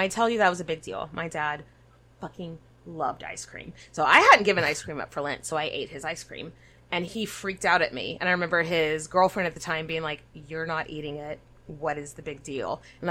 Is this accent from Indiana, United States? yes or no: no; Cajun Louisiana, United States; So Nathan and I were raised in Cajun culture, where Lent is a big fucking deal.